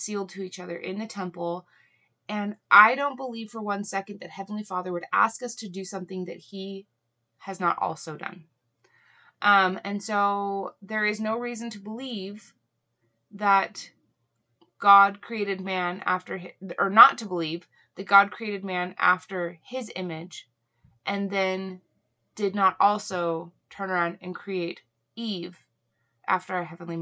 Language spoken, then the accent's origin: English; Hawaii, United States; I grew up in Hawaii